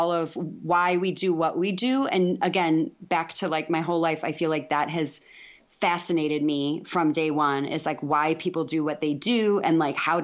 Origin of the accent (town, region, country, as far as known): DeKalb, Illinois, United States; born or raised there; moved away as an adult; now in Texas, United States